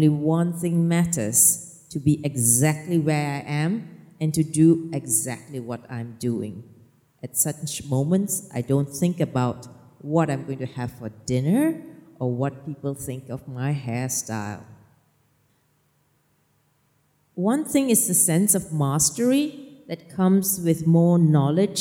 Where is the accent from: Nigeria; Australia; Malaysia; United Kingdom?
Malaysia; now in Norway; I'm Malaysian, right? We don't walk in the forest.